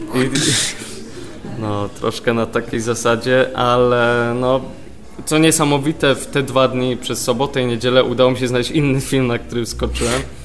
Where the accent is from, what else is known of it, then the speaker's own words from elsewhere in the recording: Poznań, Greater Poland, Poland; moved away as an adult; also born or lived in London; jestem z Poznania, wyjechałem na studia yy, do Londynu właśnie